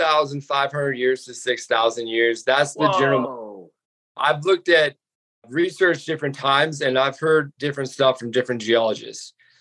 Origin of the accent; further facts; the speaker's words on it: Steamboat Springs, Colorado, United States; now in Hawaii, United States; I grew up in Steamboat Springs, Colorado. Ooh. So it is a resort town.